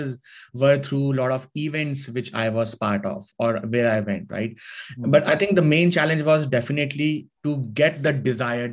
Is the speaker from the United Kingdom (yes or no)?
no; India; moved away as an adult; now in Canada; I'm originally from India, grew up there